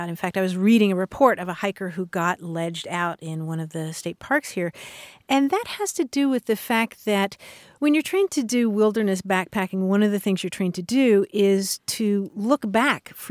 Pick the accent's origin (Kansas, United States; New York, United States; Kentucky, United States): Kentucky, United States; moved away; growing up in Kentucky